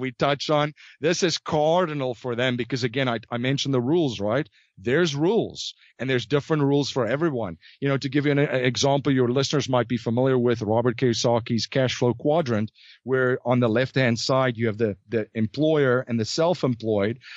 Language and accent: English; South Africa; moved away; I was originally from South Africa.